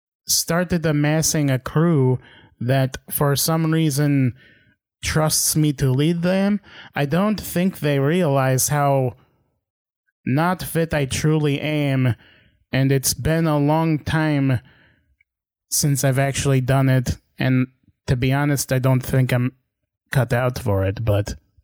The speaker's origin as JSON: {"language": "English", "town": "Boston", "region": "Massachusetts", "country": "United States", "said": "I'm from Boston."}